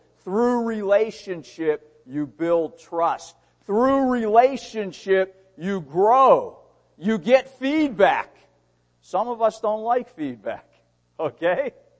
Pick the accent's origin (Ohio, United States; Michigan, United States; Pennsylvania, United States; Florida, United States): Pennsylvania, United States; Pittsburgh; born there; When I said Pittsburgh, I was born in Pittsburgh.